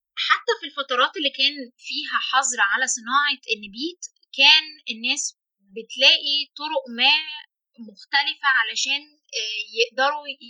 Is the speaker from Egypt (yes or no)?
yes; Egypt; احنا عندنا هنا